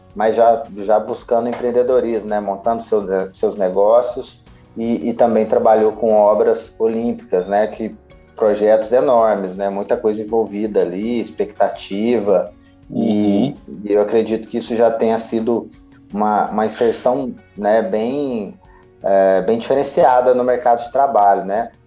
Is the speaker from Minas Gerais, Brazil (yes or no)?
yes; Minas Gerais, Brazil